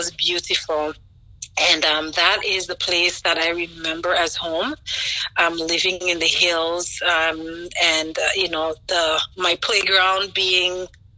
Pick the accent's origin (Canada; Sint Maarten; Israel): Sint Maarten; moved away as an adult; also born or lived in Philadelphia, United States / London, United Kingdom; now in New Jersey, United States; I was born and raised on the Dutch side of St. Martin